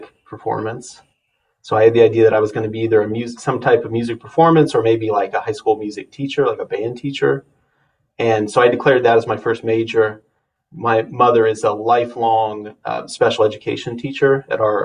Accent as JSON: {"language": "English", "town": "Harvard", "region": "Nebraska", "country": "United States", "tie": "born or raised there", "said": "I grew up in Harvard, Nebraska, which is a small town, not quite 1,000 people."}